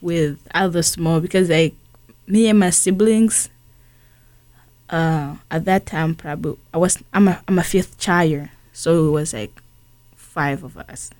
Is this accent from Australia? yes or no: no; Tanzania; also born or lived in Burundi; now in St. Louis, United States; growing up in Tanzania